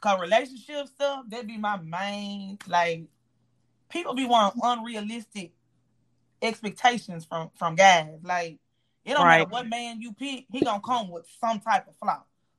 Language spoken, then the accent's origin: English; Memphis, Tennessee, United States; Memphis is fucked up. I'm from Memphis.